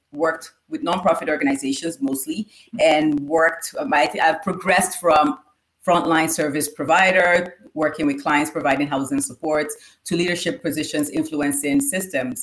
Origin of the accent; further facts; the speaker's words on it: Nigeria; now in Canada; my childhood growing up in Nigeria. So I'm Nigerian like Modupe is